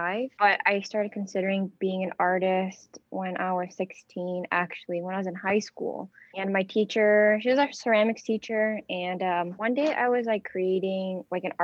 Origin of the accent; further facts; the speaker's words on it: United States; also born or lived in Vietnam; I was born here in America, but then when my mom passed away, we had to go to Vietnam